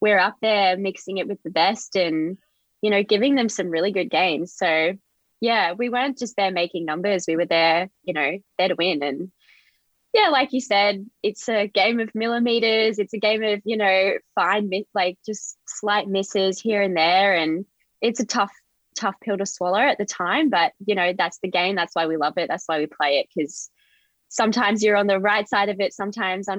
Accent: Australia; being Australian

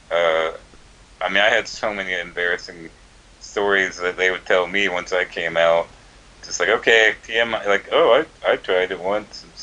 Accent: Georgia, United States; also born or lived in Virginia; My dad was in the Air Force, and then afterwards, you know, we moved to Georgia. I was born in Virginia, but I moved here when I was pretty young.

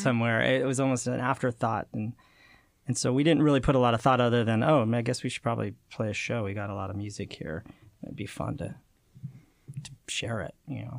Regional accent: Utah, United States; I grew up in Utah

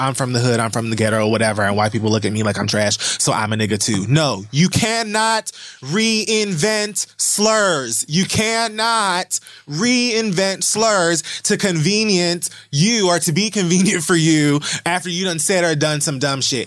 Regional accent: Miami, Florida, United States; I'm also from Miami

